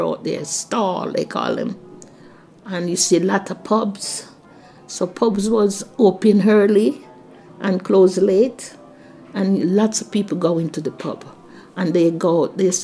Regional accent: Jamaica; moved away as an adult; now in United Kingdom; I'm a Jamaican. My way I talk, the clothes I wear

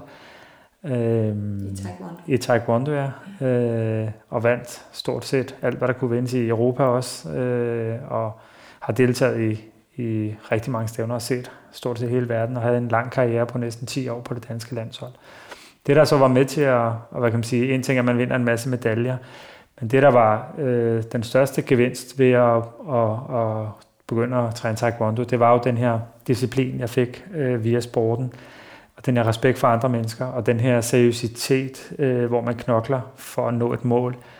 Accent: Copenhagen, Capital Region of Denmark, Denmark; jeg er jo født og opvokset på Nørrebro.

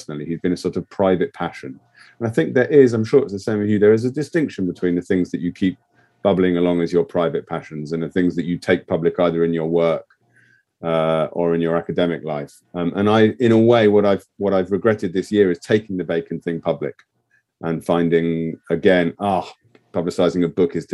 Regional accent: England, United Kingdom; as an English person outside of the European Union who loves Europe

